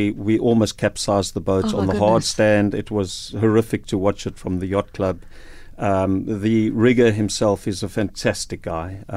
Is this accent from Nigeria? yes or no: no; Cape Town, Western Cape, South Africa; moved away as an adult; also born or lived in Beaufort West; I'm from Cape Town